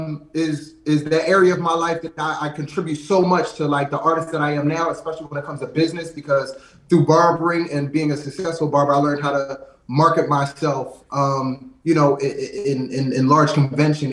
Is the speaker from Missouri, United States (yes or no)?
no; Lansdowne, Pennsylvania, United States; I actually grew up in a small suburb, like right outside of West Philly, in Lansdowne